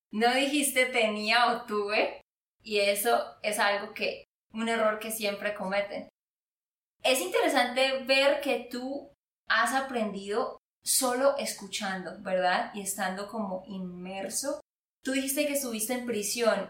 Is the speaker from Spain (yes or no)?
no; Santander, Colombia; de Santander, Colombia